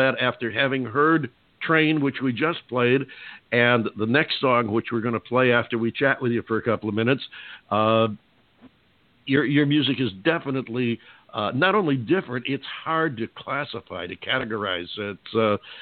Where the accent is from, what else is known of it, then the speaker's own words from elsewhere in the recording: Utica, Rome, central New York, United States; also born or lived in Southern California; now in Arizona, United States; I'm from a little bit northwest of there, up in the Utica, Rome, central New York area